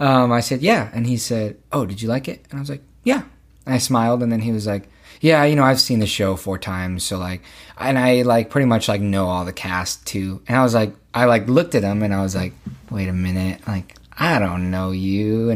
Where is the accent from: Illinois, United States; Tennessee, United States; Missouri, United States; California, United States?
California, United States; Los Angeles; I was born in Redondo Beach, actually.